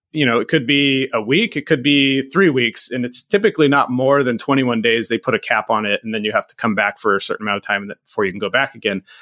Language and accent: English; Camp Pendleton, California, United States; born there; I was born on Camp Pendleton and my dad was Marine.